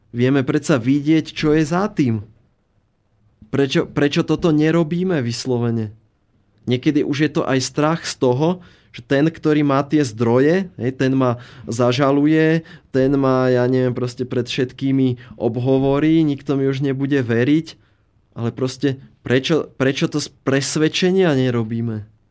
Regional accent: Slovakia; ten náš dobrý, dobrosrdečný slovenský duch

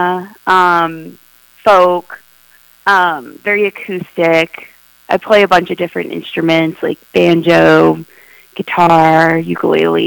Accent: Los Angeles, California, United States; I was born and raised in Los Angeles, California, specifically the Valley

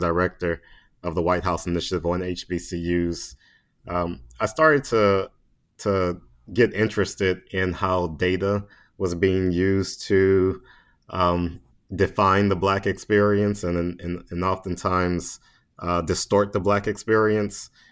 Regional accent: Baton Rouge, Louisiana, United States; moved away as an adult; now in Washington, D.C., United States; I'm just a little country boy from Baton Rouge, Louisiana. so uh, I grew up there

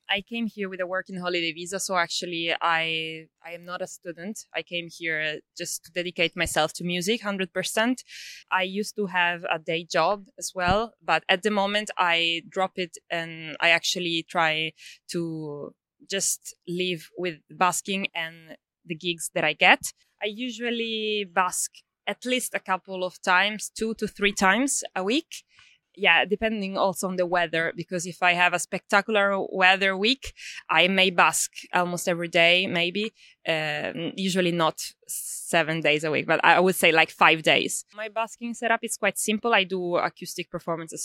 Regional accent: Sicily, Italy; now in Melbourne, Australia; I'm originally from Italy, uh, Sicily.

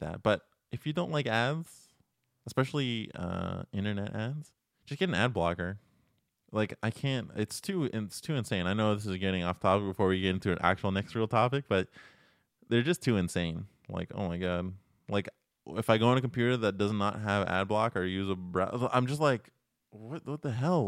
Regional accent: Toronto, Ontario, Canada; now in Montreal, Canada; I am originally from Toronto

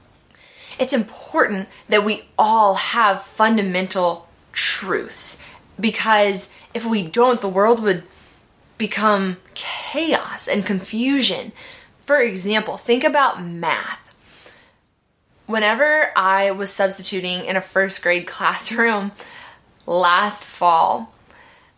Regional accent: Midwest, United States; I grew up in the Midwest

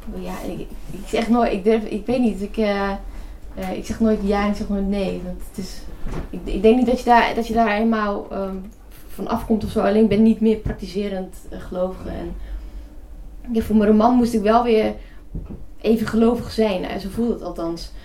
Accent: North Brabant, Netherlands; accent: not so broad Brabants; Mijn vader is niet, niet Brabants, dus wij, ik ben nog, ik ben niet zo plat opgevoed

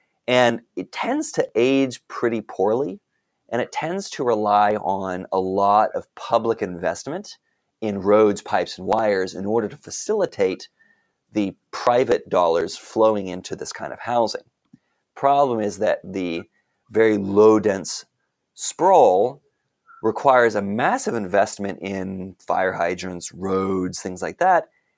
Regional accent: Arlington, Texas, United States; I grew up in North Texas, and I know from growing up in Arlington, Texas specifically

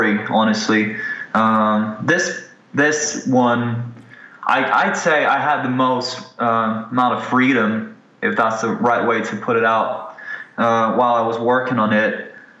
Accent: Ukraine; moved away; I'm a Ukrainian guy. I'm originally from Ukraine

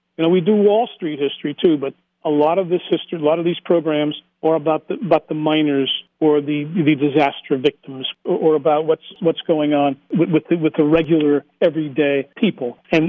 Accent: the Anthracite region, Pennsylvania, United States; we are from the Anthracite region

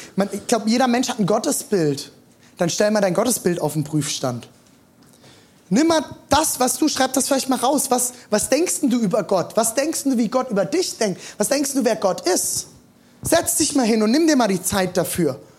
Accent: Germany; born or raised there

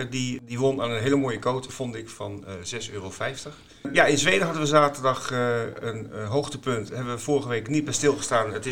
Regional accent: Groningen, Netherlands; moved away; Mijn geboortestad.

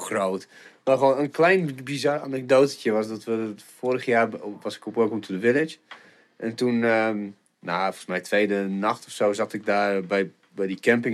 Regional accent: Stellingwerf, Friesland, Netherlands; moved away as an adult; now in Groningen, Netherlands; ik ben echt opgegroeid in het noorden. Nou, Stellingwerf, maar officieel is dat natuurlijk ook Friesland

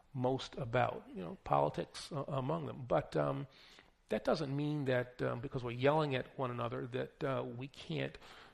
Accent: New York City, New York, United States; also born or lived in Bronx; born in the Bronx, growing up in Queens, in New York City

